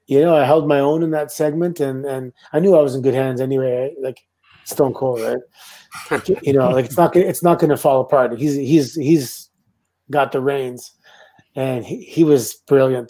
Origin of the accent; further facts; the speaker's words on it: Canada; I'm Canadian